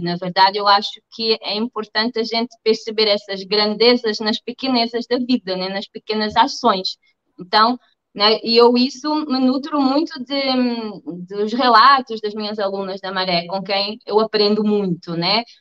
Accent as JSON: {"language": "Portuguese", "country": "Portugal", "also_born_or_lived": "Germany / Spain", "moved": "as an adult", "lives_now": "Rio de Janeiro, Brazil", "said": "sou portuguesa e também brasileira, tá? já tenho nacionalidade brasileira."}